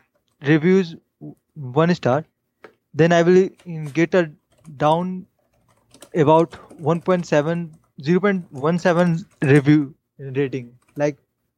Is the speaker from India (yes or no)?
yes; India; I'm from India.